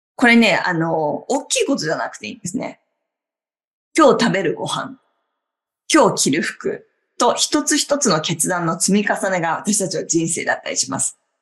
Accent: Obihiro, Hokkaido, Japan; moved away as an adult; now in New York, United States; 地元は北海道の帯広の日本から24年前にニューヨークに移って住むのを決めて

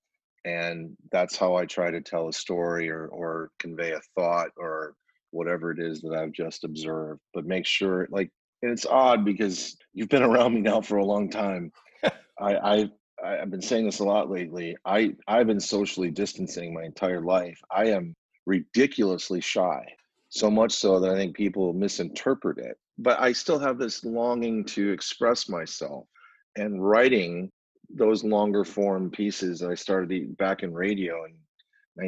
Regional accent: Rochester, New York, United States; now in Arizona, United States; We had two papers in my hometown of Rochester, New York

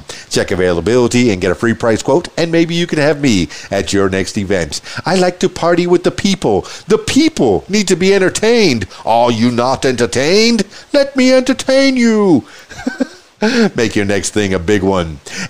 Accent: Miami, Florida, United States; I'm from Miami myself, so I've chewed some of that dirt.

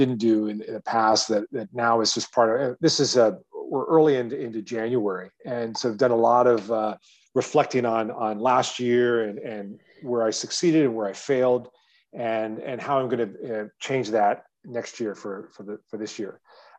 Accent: Midwest, United States; if you think about what the memorable experiences I had growing up in the Midwest with my parents and my dad

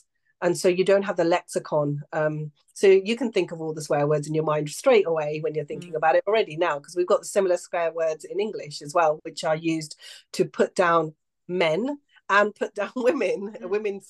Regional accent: Pakistan; I come from it as a cultural view. And I know that as a Pakistani woman, talking about consent with boys is never really something that's a mainstream conversation within households

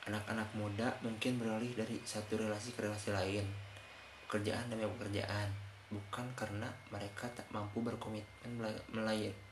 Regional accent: West Java, Indonesia; emang saya orang Sunda sih jadi susah selepas lah teman.

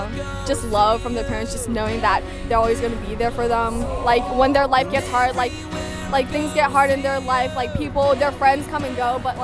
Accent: Worthington, Ohio, United States; I'm from Worthington, Ohio.

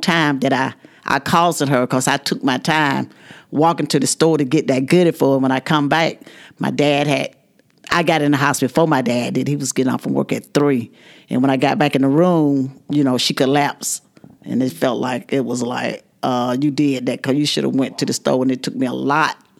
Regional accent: Dawson, Georgia, United States; I was from Dawson

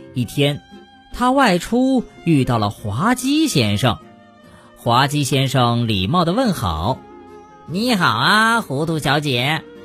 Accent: China; 我们中国人使用人民币

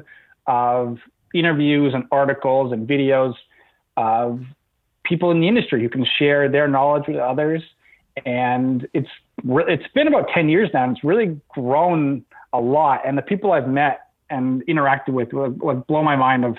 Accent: Toronto, Ontario, Canada; also born or lived in Vancouver, Canada; I was born in Vancouver in the West Coast, and then I moved to Toronto when I was about 7 years old. My dad got a new job out here, so we've been here ever since in Toronto

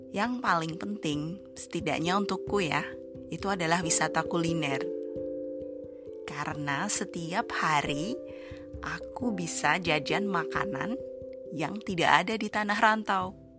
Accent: Surakarta, Central Java, Indonesia; moved away as an adult; now in Sweden; di Solo, di tempat asalku

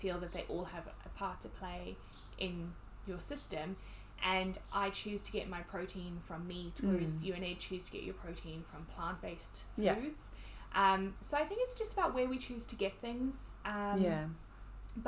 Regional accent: South Africa; now in New Zealand; I'm from South Africa

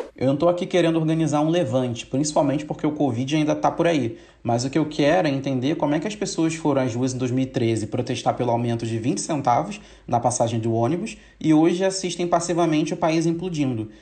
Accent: São Gonçalo, Rio de Janeiro, Brazil; Eu cresci em São Gonçalo, a cidade em que o menino João Pedro foi assassinado pela PM há umas semanas atrás.

